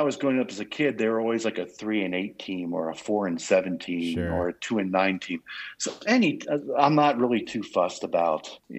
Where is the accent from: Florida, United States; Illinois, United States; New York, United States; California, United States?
New York, United States; So because I grew up in New York, I grew up a Baltimore fan.